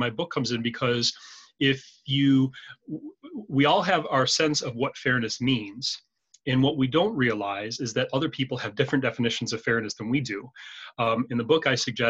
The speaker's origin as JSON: {"language": "English", "country": "United States", "tie": "born or raised there", "moved": "yes", "lives_now": "Canada", "said": "I have a unique experience being an American. I was born and raised there, but I live in Canada and I have been for many years"}